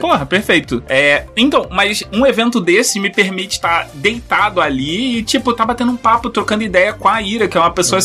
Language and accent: Portuguese; Rio de Janeiro, Brazil; eu sou carioca, sou banguense